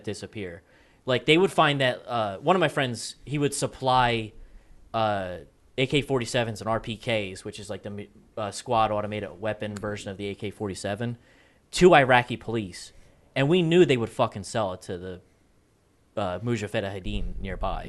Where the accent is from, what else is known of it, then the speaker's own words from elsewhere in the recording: East Coast, United States; I'm from the East Coast